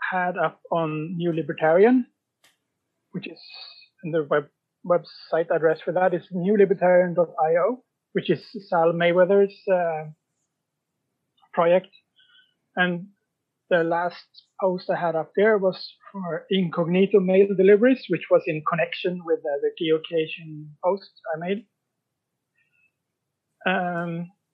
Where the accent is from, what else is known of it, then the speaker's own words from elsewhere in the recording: Sweden; now in Norway; I'm from Sweden, and I live in Norway